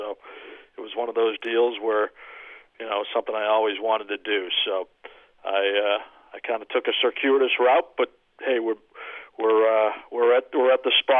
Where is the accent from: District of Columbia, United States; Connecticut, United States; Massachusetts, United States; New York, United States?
Massachusetts, United States; Weston; I grew up in Weston, about 20 minutes outside Boston, and you know, it's a typical Boston kid, always lived and died with the Bruins, the Celtics, Patriots, and Red Sox.